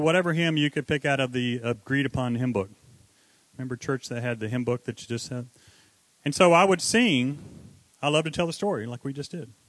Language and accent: English; North Carolina, United States; moved away; I was born in North Carolina, where you say words like lawyer instead of however you guys say it